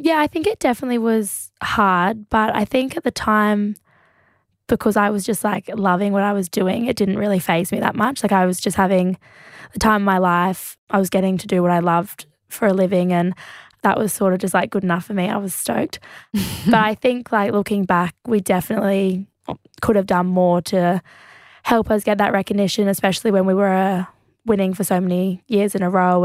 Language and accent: English; Australia; being Australian